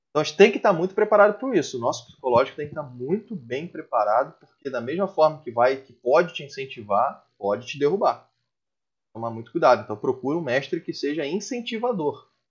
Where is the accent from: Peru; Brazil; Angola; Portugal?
Brazil; Joinville, Santa Catarina; Mas estou me esforçando. Sou de Joinville.